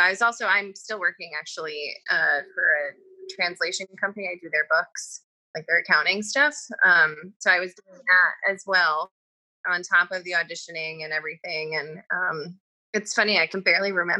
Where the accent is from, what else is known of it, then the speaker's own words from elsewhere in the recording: Troy, New York, United States; This is where I'm from. Troy, New York